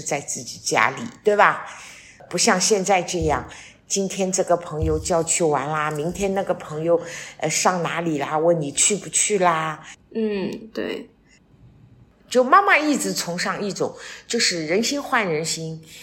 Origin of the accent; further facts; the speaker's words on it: Shanghai, China; moved away as an adult; now in Wuyishan, China; 我作为一个上海人，现在移居到了武夷山